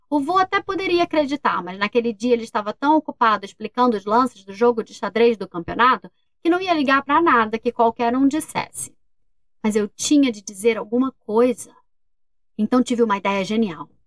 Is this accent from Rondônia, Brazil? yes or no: no; Volta Redonda, Rio de Janeiro, Brazil; E a gente é de Volta Redonda, no Rio de Janeiro.